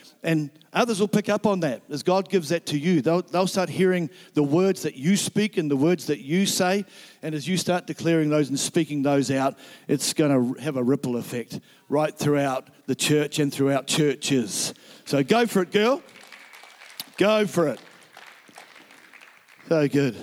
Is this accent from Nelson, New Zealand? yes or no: yes; Nelson, New Zealand; moved away; Nelson is my hometown